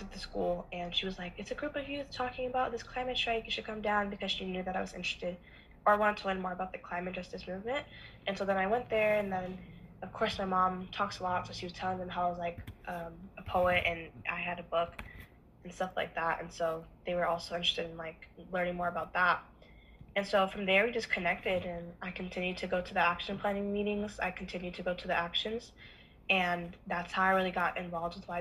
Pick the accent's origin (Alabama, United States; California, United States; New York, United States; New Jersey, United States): California, United States; Oakland; growing up in Oakland